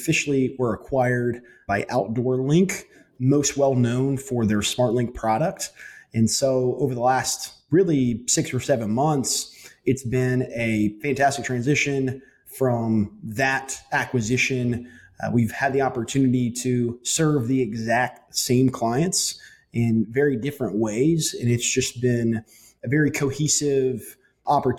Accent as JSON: {"language": "English", "town": "Huntsville", "region": "Alabama", "country": "United States", "tie": "born or raised there", "lives_now": "Tuscaloosa, United States", "said": "I was actually born and raised in Huntsville"}